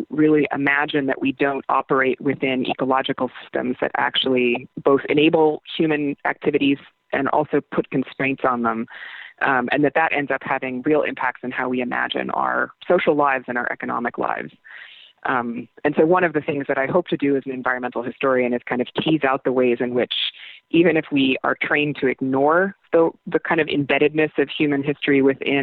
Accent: Iowa, United States; moved away as an adult; I'm from Iowa

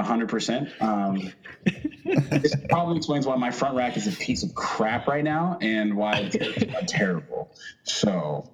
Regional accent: Dallas, Texas, United States; So my hometown spot back in the Dallas area.

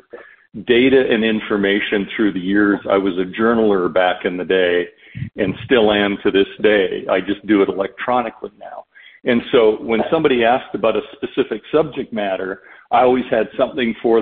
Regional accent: Canada; growing up in Canada, my father played in the NHL as well

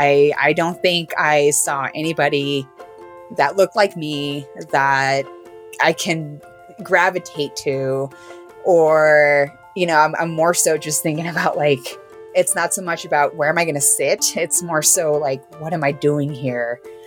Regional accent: Los Angeles, California, United States; I've always prided myself in saying that I am from LA or I'm a Cali girl, right?

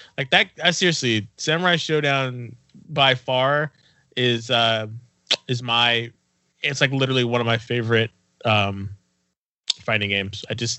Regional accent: Fresno, California, United States; we're from Fresno

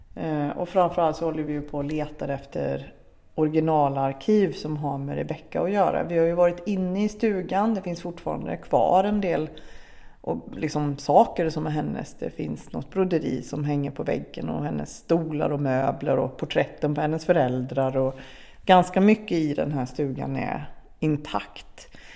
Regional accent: Arvika, Värmland, Sweden; i Arvika, där vi kommer ifrån

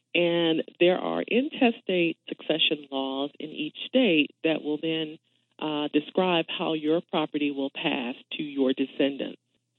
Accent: Thomasville, Georgia, United States; Born and raised in Thomasville, Georgia.

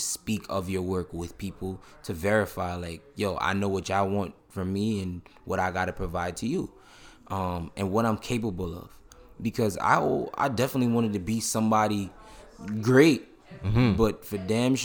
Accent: New York City, New York, United States; I'm from Brooklyn

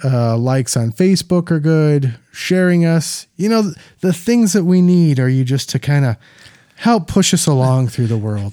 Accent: Minneapolis, Minnesota, United States; in my hometown

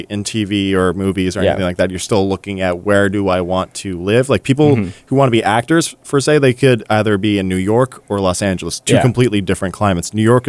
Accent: Ontario, Canada; I've never left Ontario, period.

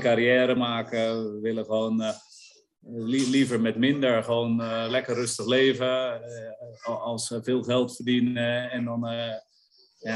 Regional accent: Netherlands; als Nederlander

